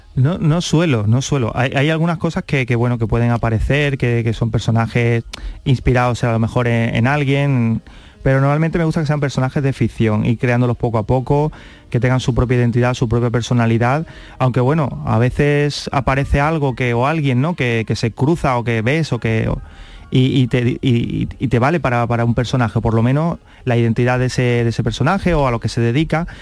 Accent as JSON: {"language": "Spanish", "town": "Carmona", "region": "Andalusia", "country": "Spain", "tie": "born or raised there", "also_born_or_lived": "Seville"}